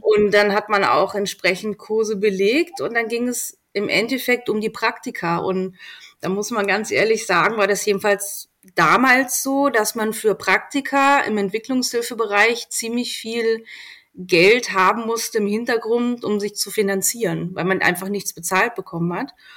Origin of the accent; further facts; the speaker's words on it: Berlin, Germany; moved away as an adult; also born or lived in Helmstedt, Lower Saxony / Göttingen; now in Austria; Ich äh, komme aus Berlin, bin in Helmstedt geboren, also Niedersachsen, und mit drei Jahren dann nach Berlin. Ich fühle mich auch als Berlinerin